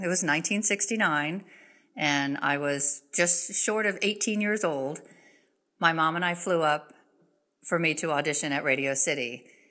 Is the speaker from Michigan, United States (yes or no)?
no; South Florida, United States; moved away; growing up in South Florida at that time, we didn't really have access to things the way we do now